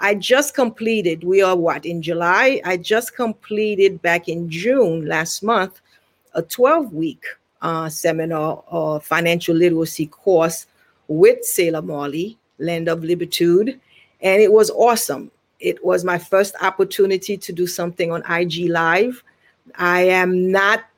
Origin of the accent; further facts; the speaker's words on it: Haiti; now in Virginia, United States; I am originally from Haiti, Haitian Taino